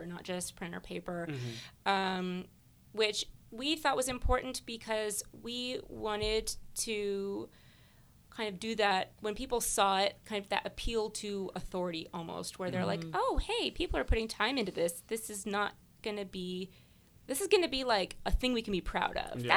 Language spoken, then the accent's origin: English; Turlock, California, United States; growing up in Turlock